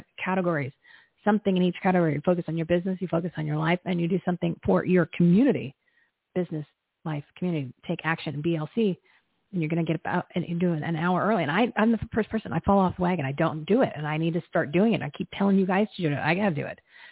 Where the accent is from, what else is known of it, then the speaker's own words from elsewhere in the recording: New Jersey, United States; I'm from New Jersey